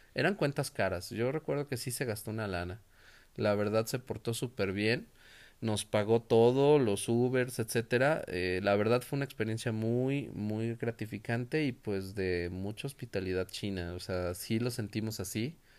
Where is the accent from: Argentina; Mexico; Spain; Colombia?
Mexico; nosotros como buenos mexicanos